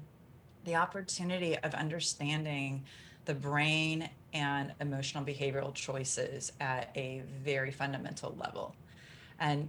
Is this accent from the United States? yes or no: yes; Kansas, United States; I grew up in the Midwest in Kansas and it was very much kind of button up, toughen up, bootstraps